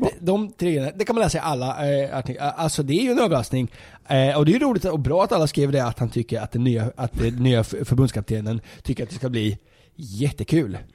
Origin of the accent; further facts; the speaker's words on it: Linköping, Östergötland, Sweden; i Linköping, där jag kommer ifrån